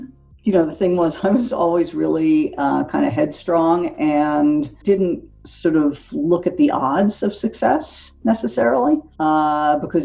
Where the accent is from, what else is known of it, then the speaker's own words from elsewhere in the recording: Philadelphia, Pennsylvania, United States; I grew up in Philadelphia